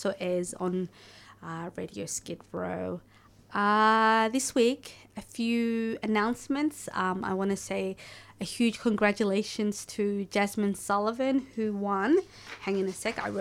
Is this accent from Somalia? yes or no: yes; Somalia; a fellow Somali